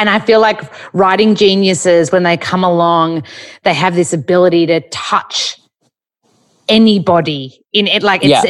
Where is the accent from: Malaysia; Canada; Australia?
Australia; But being Aussie, Peter O'Brien was in it and awesome.